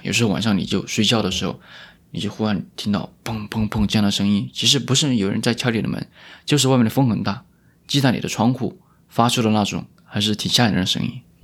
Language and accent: Chinese; Wanzhou, Chongqing, China; also born or lived in Fengjie, Chongqing; now in Toronto, Canada; 我是重庆人嗯。但是重庆也很大啊。我出生是在重庆的一个城市，然后我成长也是在重庆的另外一个城市